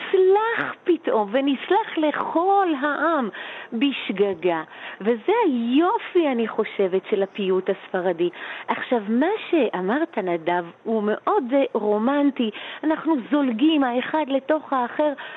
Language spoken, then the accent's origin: Hebrew; Jerusalem, Jerusalem District, Israel; אני גדלתי בשני יקומים מקבילים. היה אה, בית הכנסת של אבא בשכונת בית וגן